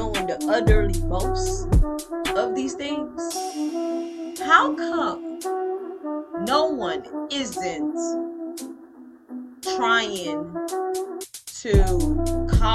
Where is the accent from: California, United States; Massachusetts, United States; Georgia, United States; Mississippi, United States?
Mississippi, United States; Leland; also born or lived in Greenville, Mississippi / Batesville, Mississippi / Indianola, Mississippi; now in Texas, United States; I'm from a small town of Leland. Well, I was born in Greenville and raised in Leland